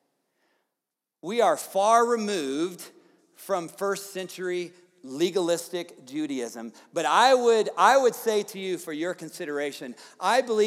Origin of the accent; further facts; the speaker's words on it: the South, United States; moved away; I grew up in the South